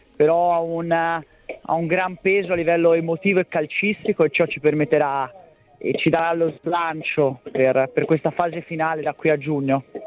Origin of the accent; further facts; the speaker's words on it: Florence, Tuscany, Italy; dalla mia terra, dalla mia città, Firenze, dalla Toscana